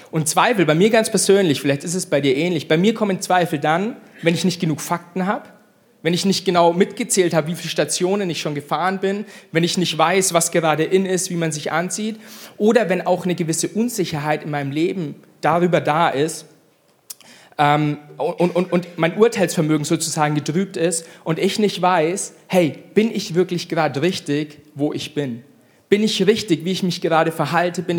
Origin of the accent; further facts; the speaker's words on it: Bavaria, Germany; ich bin Franke, ich liebe Franken.